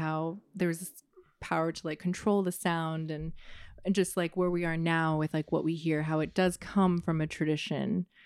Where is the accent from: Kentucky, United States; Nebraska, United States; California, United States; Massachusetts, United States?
California, United States; Oakland; I was born in Oakland. I've lived in Oakland and some other places in the Bay